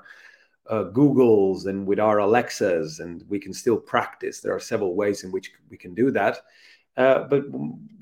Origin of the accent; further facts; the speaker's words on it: Italy; first language Italian; English is a second language; I'm actually Italian, studied English my whole life